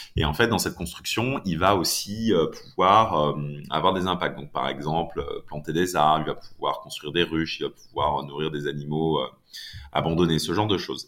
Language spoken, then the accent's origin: French; Laval, Pays de la Loire, France; j'ai grandi à Laval